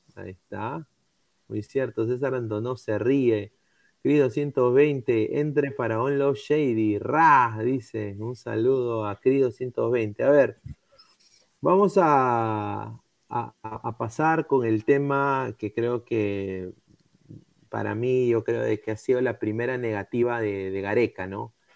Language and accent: Spanish; Peru; me lo dio como peruano